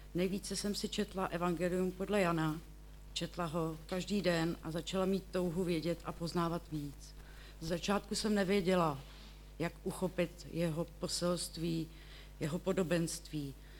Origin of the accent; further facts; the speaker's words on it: Děčín, Ústí nad Labem Region, Czechia; pocházím z Děčína, bydlím v Pinově